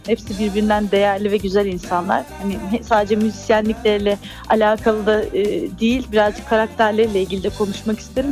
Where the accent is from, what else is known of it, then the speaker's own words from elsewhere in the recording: Istanbul, Turkey; also born or lived in Artvin (family origin); now in Izmir, Turkey; doğum yerim tabii ki de İstanbul. Hani orada e, doğdum, Bahçeli Evler'de doğdum ama kökenim hep e, Karadeniz'de